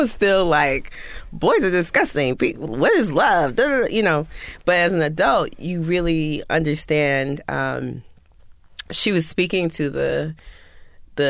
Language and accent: English; West Palm Beach, Florida, United States; grew up in West Palm Beach, Florida, WPOM 1600